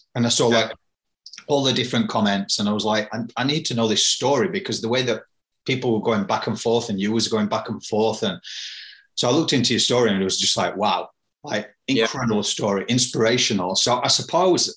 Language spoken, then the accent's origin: English; United Kingdom; I'm British